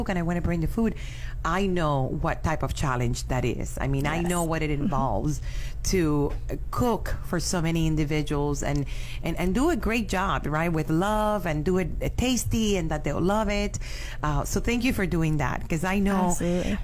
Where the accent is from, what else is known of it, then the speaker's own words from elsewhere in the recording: Cuba; now in Miami, United States; I'm from Cuba